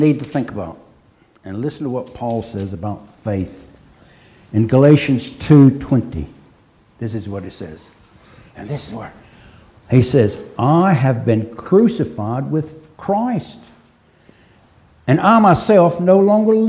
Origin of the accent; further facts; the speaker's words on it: United States; moved away; Being an American